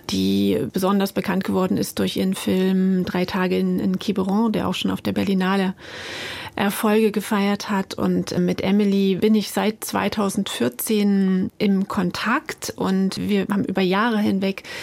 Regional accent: East Germany, Germany; Man war dort nicht besonders wohlgelitten als Ostdeutscher in der Grenzregion

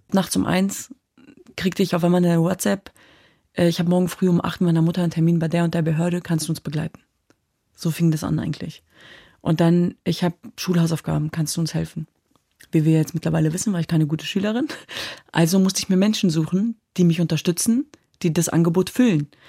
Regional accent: Germany; wir sind in Deutschland geboren und aufgewachsen, meine Schwestern und ich

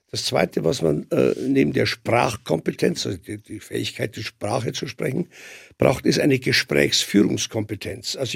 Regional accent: Bavaria, Germany; Natürlich trinkt man in Afghanistan Tee und kein Schnaps oder Bier wie bei uns in Bayern.

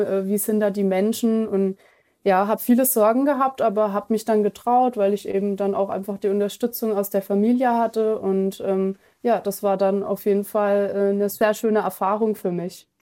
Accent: Germany; wir bezeichnen uns selber auch als Deutsche

